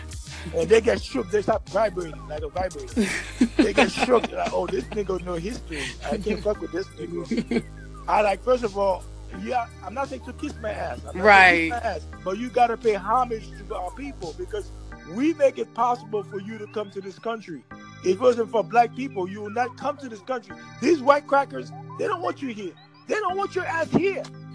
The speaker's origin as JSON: {"language": "English", "town": "New York City", "region": "New York", "country": "United States", "tie": "born or raised there", "first_language": "Haitian Creole", "second_language": "English", "said": "grew up in New York City, you hear so many accents"}